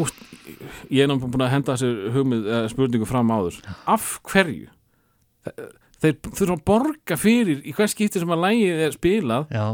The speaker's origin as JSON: {"language": "Icelandic", "town": "Njarðvík", "region": "Southern Peninsula", "country": "Iceland", "tie": "born or raised there", "said": "þegar ég var krakki í Njarvík"}